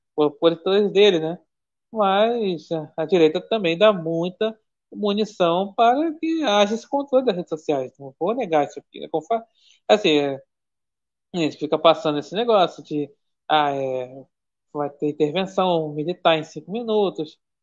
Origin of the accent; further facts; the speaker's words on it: Brazil; eu sou brasileiro